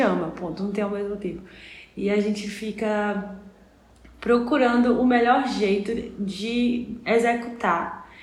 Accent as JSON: {"language": "Portuguese", "town": "Salvador", "region": "Bahia", "country": "Brazil", "said": "a gente é de Salvador"}